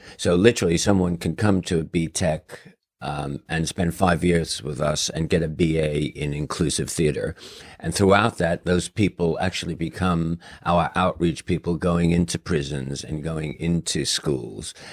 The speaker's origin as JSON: {"language": "English", "town": "New York City", "region": "New York", "country": "United States", "tie": "born or raised there", "moved": "yes", "said": "growing up in New York City"}